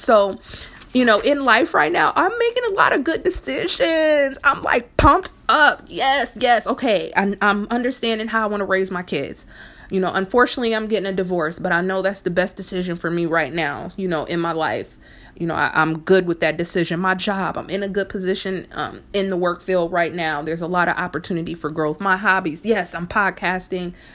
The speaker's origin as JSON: {"language": "English", "town": "Fort Wayne", "region": "Indiana", "country": "United States", "tie": "born or raised there", "said": "when I was younger in, in, in Fort Wayne, Indiana, where I'm originally from"}